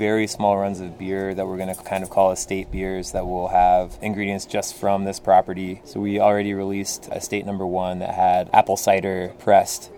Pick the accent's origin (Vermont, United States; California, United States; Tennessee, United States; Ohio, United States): Ohio, United States; Athens; growing up in Athens, I mean, there's a whole culture of the value of using local ingredients